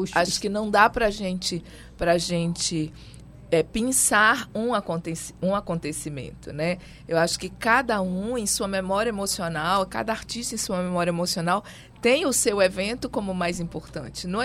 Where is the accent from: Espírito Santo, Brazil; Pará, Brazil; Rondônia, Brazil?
Pará, Brazil; já nasci aqui, sou paraense.